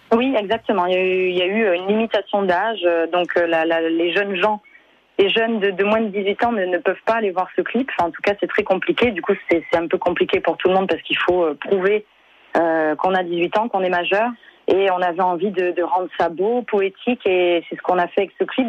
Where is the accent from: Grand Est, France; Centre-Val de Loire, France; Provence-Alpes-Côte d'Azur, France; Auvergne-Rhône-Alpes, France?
Provence-Alpes-Côte d'Azur, France; Avignon; je suis née à Avignon